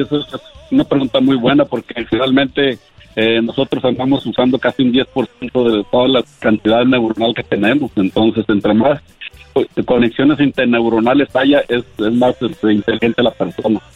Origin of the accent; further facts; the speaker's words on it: Monterrey, Nuevo León, Mexico; yo soy de Monterrey